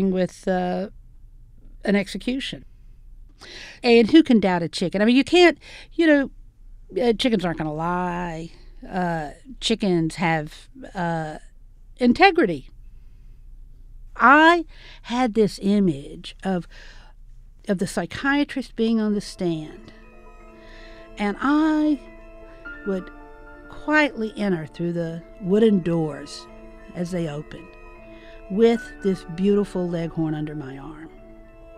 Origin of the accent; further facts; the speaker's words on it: the South, United States; I'm from the South, obviously, and growing up, we always went to the Mid-South Fair